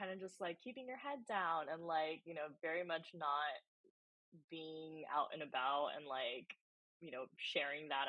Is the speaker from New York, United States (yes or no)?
no; California, United States; also born or lived in Japan; we moved over when I was 1.5 and grew up, you know, for the rest of the time in California and the US.